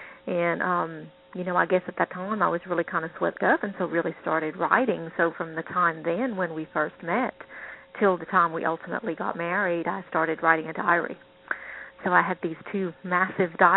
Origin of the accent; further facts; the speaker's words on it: England, United Kingdom; the culture I grew up in England